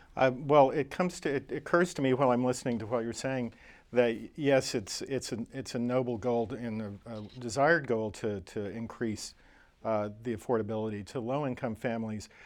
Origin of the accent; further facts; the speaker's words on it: Oklahoma, United States; my home state, Oklahoma